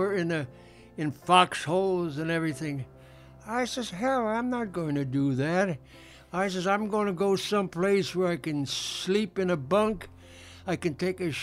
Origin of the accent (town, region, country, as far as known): Defiance, Ohio, United States; moved away as an adult; now in Chicago, United States